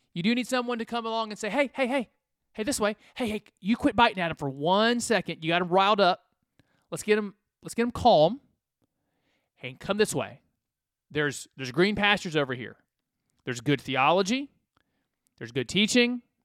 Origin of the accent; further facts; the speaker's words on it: United States; I'm an American